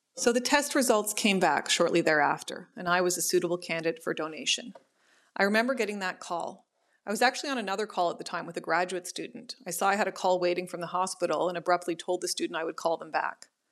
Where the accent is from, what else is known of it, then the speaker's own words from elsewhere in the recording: Ottawa, Ontario, Canada; moved away as an adult; now in Toronto, Canada; I was born and raised in Ottawa, but I now live in Toronto